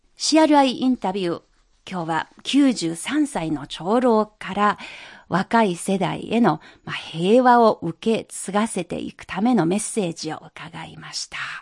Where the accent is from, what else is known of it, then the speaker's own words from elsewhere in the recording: China; 私たち中国人